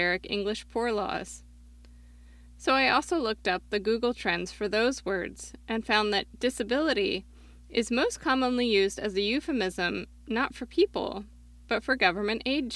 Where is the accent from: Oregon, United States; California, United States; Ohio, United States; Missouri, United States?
Oregon, United States; my home state of Oregon